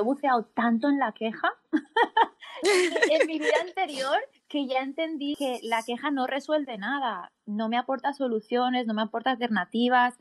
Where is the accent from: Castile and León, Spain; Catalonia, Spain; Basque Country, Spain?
Catalonia, Spain; Barcelona; coach de bienestar, y soy de Barcelona, España